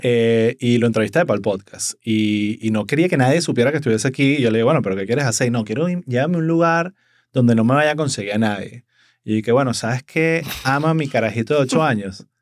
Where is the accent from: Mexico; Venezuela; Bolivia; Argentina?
Venezuela; now in Miami, United States; como comediante venezolano